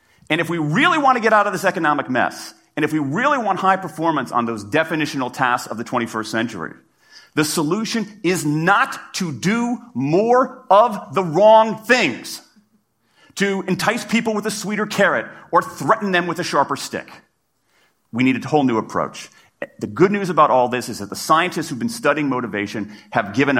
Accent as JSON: {"language": "English", "town": "Washington", "region": "District of Columbia", "country": "United States", "tie": "born or raised there", "said": "in my hometown of Washington, D.C."}